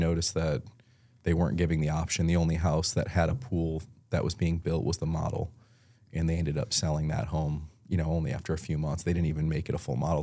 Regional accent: Elma, New York, United States; moved away as an adult; also born or lived in Buffalo, New York / tri-state area; now in Tampa, United States; I grew up in Buffalo, New York, um, small town, Elma, New York.

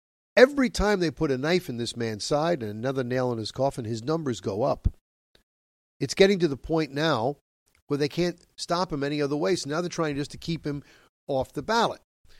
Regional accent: New York, United States; my home state of New York

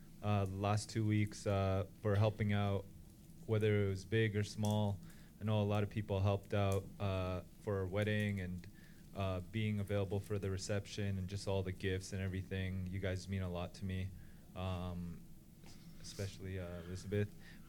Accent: Ontario, Canada; moved away; my parents tried to introduce me to half the girls at our church back in Ontario

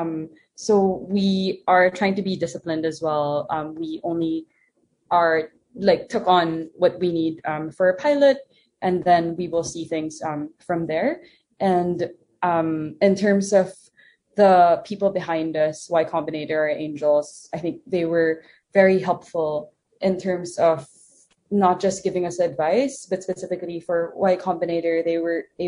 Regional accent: Philippines; growing up in the Philippines

